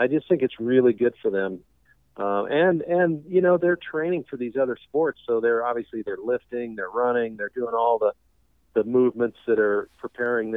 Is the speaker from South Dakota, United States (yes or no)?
yes; South Dakota, United States; growing up in South Dakota